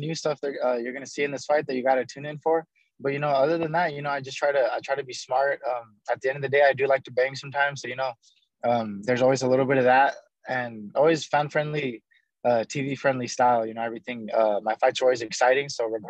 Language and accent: English; Albuquerque, New Mexico, United States; now in Las Vegas, United States; I was born in Albuquerque, New Mexico. Mm-hmm. But both my parents are from Cuba, so I'm full-blooded Cuban, but born in America.